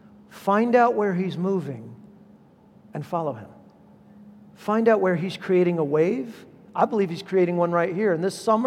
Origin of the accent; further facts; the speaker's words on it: Southern California, United States; I'm from Southern California